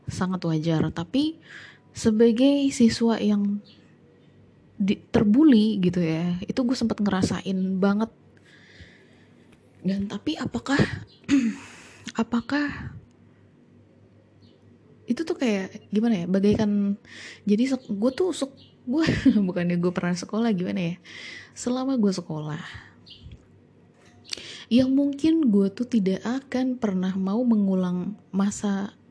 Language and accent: Indonesian; Depok, West Java, Indonesia; also born or lived in Yogyakarta; jadi gue dari Depok ke Jogja gitu ya dan sekolah di sana